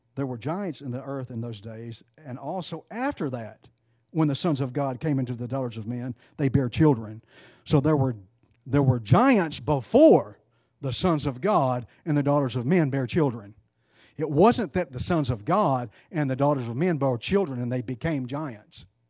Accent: East Texas, United States; I'm from East Texas.

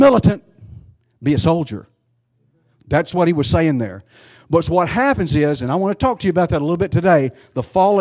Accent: United States; I'm an American

